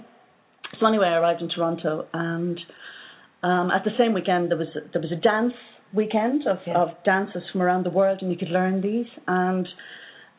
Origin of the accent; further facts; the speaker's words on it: Ireland; from Ireland